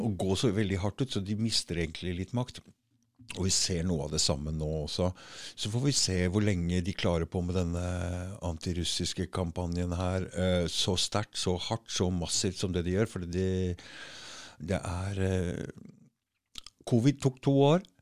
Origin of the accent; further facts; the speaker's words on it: Norway; vi er nordmenn